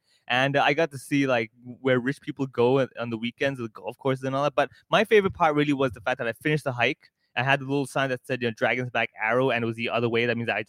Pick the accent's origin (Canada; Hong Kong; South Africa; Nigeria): Hong Kong; I'm born and raised in Hong Kong. I have a Hong Kong ID card, all the full-blown stuff.